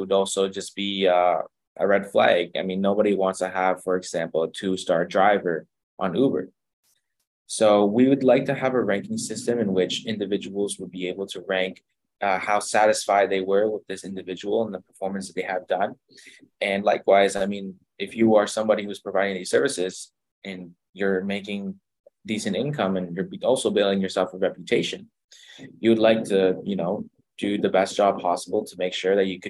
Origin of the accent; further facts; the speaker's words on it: Ottawa, Ontario, Canada; moved away as an adult; now in Kingston, Canada; I'm from Ottawa, Ontario